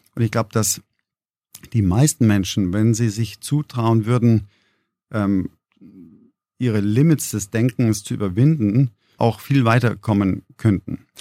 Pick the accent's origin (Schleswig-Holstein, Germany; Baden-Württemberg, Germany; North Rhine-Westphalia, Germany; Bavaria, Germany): Bavaria, Germany; Gmund am Tegernsee; Ich bin am Tegensee aufgewachsen äh, in unserer kleinen Papierfabrik